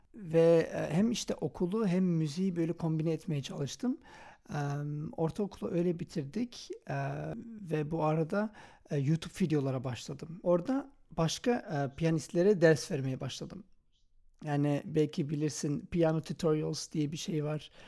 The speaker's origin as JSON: {"language": "Turkish", "town": "Antwerp", "region": "Flanders", "country": "Belgium", "tie": "born or raised there", "said": "ben Belçika'da yaşıyorum. Anvers'te doğdum"}